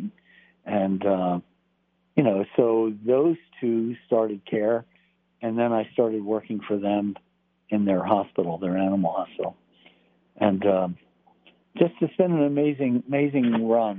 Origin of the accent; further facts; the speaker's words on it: Texas, United States; moved away; as a kid, I grew up in part in Texas.